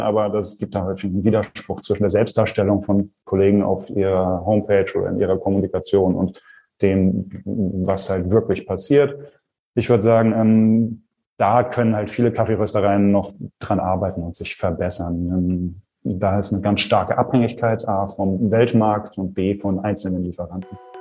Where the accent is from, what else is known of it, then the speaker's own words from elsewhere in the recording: Germany; bei uns in Deutschland